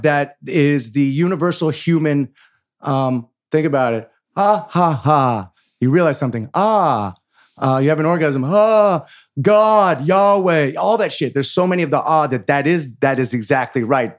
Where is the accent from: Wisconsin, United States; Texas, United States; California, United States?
California, United States; San Francisco; moved away as an adult; also born or lived in Los Angeles; I grew up in San Francisco with hippie parents